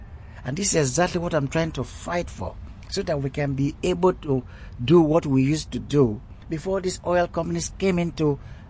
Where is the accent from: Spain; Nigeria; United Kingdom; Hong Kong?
Nigeria; Escravos, Delta; I'm from Escravos. That is the operation headquarters of Chevron Corporation in Nigeria.